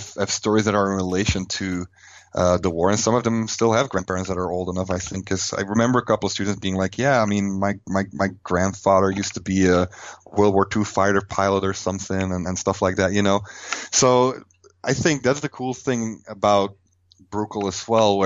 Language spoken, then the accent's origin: English; Flanders, Belgium; English is a second language; moved away as an adult; now in United States; I'm from Belgium